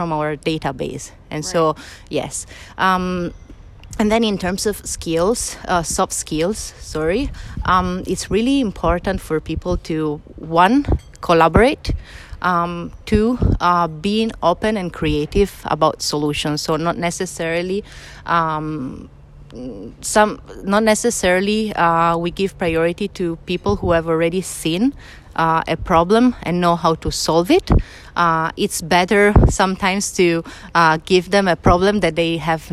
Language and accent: English; Italy; moved away as an adult; now in Barcelona, Spain; I'm come from Italy, and I moved in sunny Barcelona to work at TypeForm